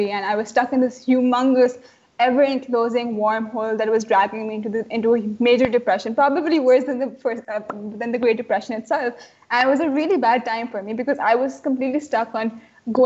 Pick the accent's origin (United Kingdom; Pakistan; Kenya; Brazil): Pakistan; Karachi, Sindh; I was stuck in Karachi, my hometown